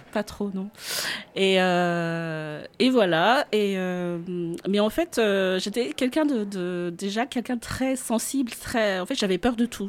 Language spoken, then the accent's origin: French; Central Highlands, Madagascar; moved away as an adult; now in France; je suis née à Madagascar